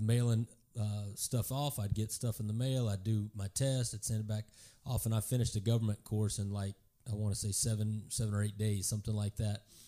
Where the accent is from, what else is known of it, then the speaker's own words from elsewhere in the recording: Garland, Texas, United States; also born or lived in Kansas; I grew up in Garland, uh, on the east side of Dallas